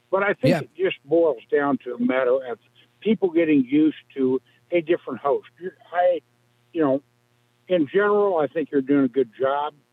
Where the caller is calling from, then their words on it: Galesburg, Illinois, United States; I am from Galesburg, the city that's probably already asleep, and we're 976 miles from Madison Square Garden